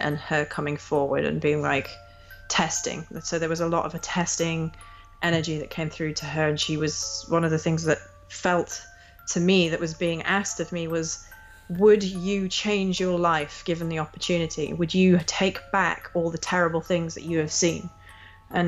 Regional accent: England, United Kingdom; I grew up in England

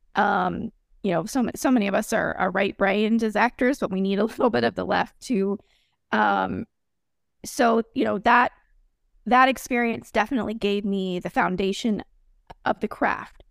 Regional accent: Texas, United States; moved away; also born or lived in Florida; I'm from Texas originally

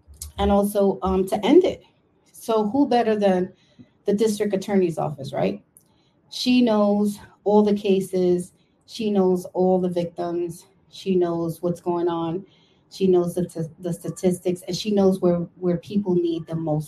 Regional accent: New York City, New York, United States; also born or lived in Brooklyn; I was born in Brooklyn, live in Washington Heights, and now was raised in Washington Heights, and now I live in the Bronx

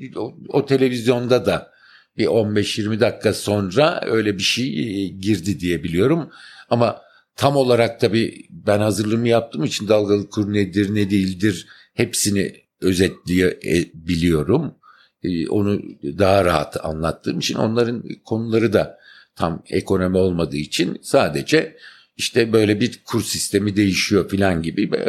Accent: Ankara, Turkey; moved away as an adult; also born or lived in Istanbul / Eskişehir; ben aslında Ankaralıyım

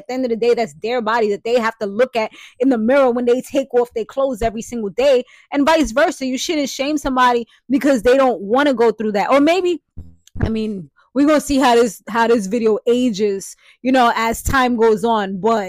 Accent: New York, United States; I'm from the BX, you know, I'm from Brooklyn, I'm from Harlem. You know what I'm saying? Like I'm from New York, just in general, like that, you jacking those cities, like that's tough.

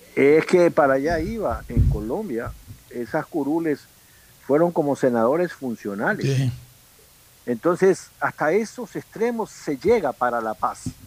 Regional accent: Manta or Bahía de Caráquez, Manabí, Ecuador; now in Guayaquil, Ecuador; no somos pues guayaquileños, no vimos la luz primera aquí, la vimos Allende al Pacífico. Uno en Manta y otro en Bahía.

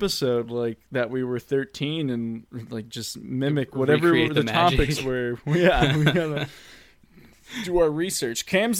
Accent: Massachusetts, United States; hey, I'm from Mass.

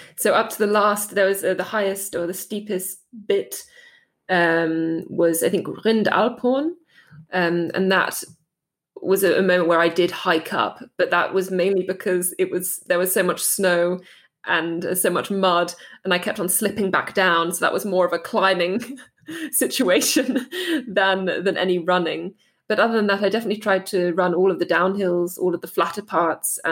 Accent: Dartmoor, South West England, United Kingdom; moved away as an adult; also born or lived in Heidelberg, Germany; now in Germany; where I grew up on Dartmoor

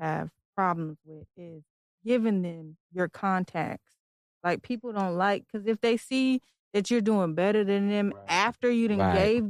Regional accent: Detroit, Michigan, United States; now in Virginia, United States; I'm from Detroit.

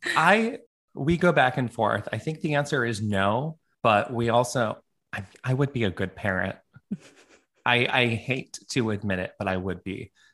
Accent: Toronto, Ontario, Canada; also born or lived in New York, United States; now in Honolulu, United States; I'm like a Canadian now living in a tropical

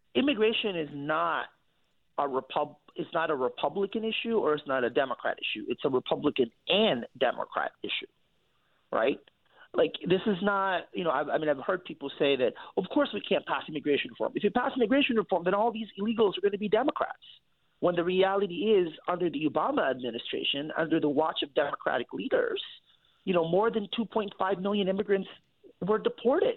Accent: San Francisco, California, United States; now in New York, United States; I grew up in the Bay Area in San Francisco

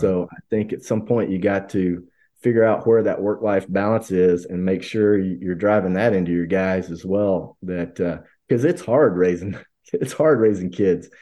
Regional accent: Hamilton, Alabama, United States; moved away; I grew up in one spot. We grew up in Hamilton, Alabama

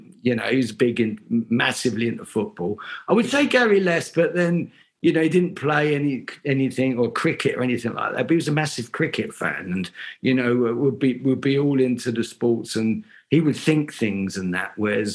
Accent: London, United Kingdom; growing up in Islington

